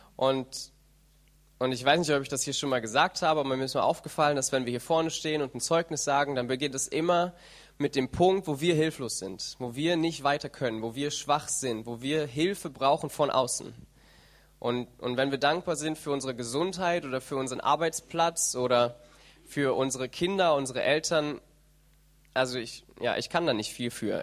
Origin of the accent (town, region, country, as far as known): Germany